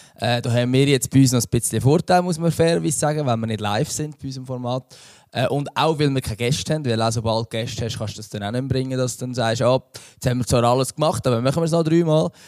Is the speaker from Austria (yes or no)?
no; Central Switzerland, Switzerland; ich bin aus der Innerschweiz